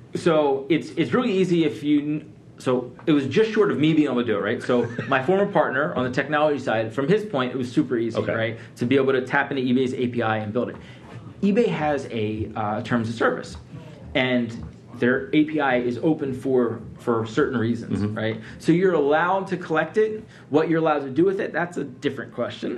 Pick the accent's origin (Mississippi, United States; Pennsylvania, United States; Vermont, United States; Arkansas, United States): Pennsylvania, United States; Philadelphia; also born or lived in Atlanta / New York; now in Detroit, United States; I grew up in Philadelphia. I lived in Atlanta for 15 years.